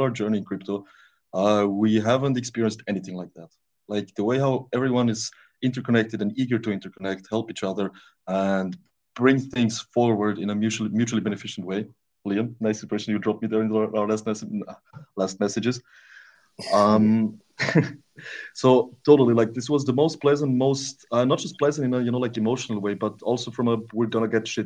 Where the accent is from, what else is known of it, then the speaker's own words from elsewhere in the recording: Austria; also born or lived in Romania; I moved to Austria when I was a little kid. So yeah, basically that. I grew up pretty much all my life in Austria